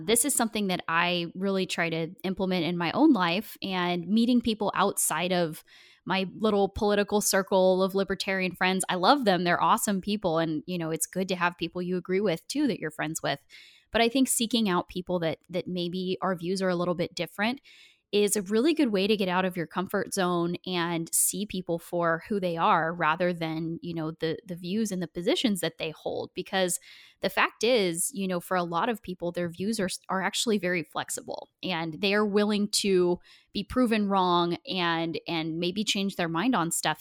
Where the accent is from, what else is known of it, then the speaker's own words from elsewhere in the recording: Portland, Oregon, United States; I grew up in Portland, Oregon